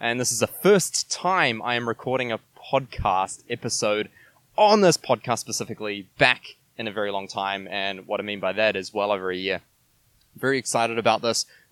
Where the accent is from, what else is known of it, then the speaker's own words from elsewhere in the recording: New Zealand; moved away as an adult; also born or lived in Quebec City, Canada; I come from New Zealand